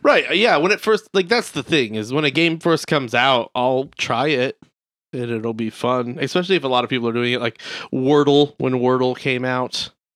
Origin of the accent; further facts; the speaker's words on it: Midwest, United States; we're fat, we're white, we're from the Midwest.